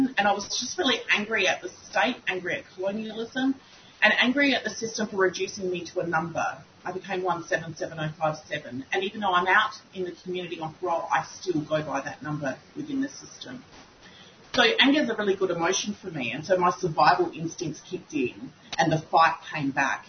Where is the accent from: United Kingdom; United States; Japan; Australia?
Australia; Kaurna Country, South Australia; I'm a Gunditjmara woman born and raised on Kaurna Yirrkala